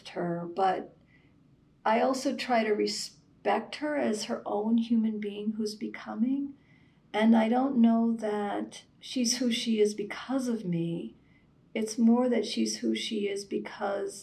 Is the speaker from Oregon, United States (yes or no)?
no; Virginia, United States; moved away as an adult; also born or lived in Washington, D.C.; now in New York, United States; I was raised in the South. Mm. I grew up in Virginia. I was born in Washington, D.C.